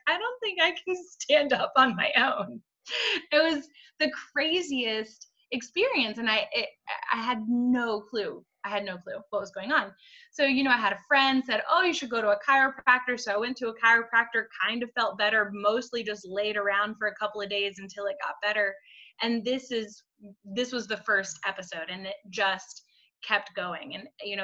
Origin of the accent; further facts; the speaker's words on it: Vermont, United States; I grew up in Vermont